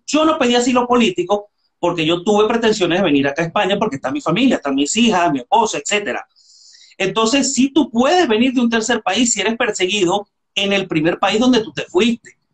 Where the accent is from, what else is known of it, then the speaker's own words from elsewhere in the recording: Venezuela; moved away as an adult; now in Spain; yo tengo siete años que salí de Venezuela